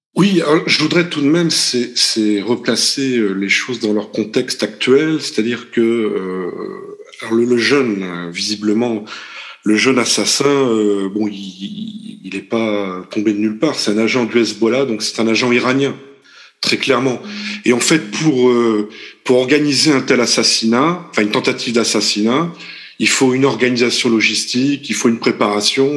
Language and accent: French; France; nous, français, puisque nous sommes français pour l'instant en fait